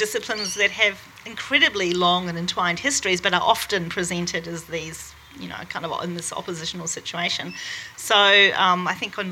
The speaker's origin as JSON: {"language": "English", "country": "New Zealand", "said": "I'm a New Zealander"}